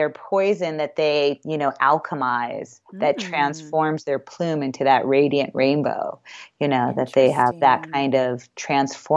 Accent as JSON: {"language": "English", "town": "New York City", "region": "New York", "country": "United States", "tie": "born or raised there", "moved": "yes", "said": "I grew up in New York City"}